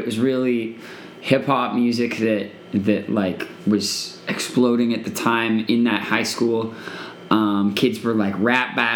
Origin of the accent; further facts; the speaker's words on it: Toronto, Ontario, Canada; now in Los Angeles, United States; growing up in Toronto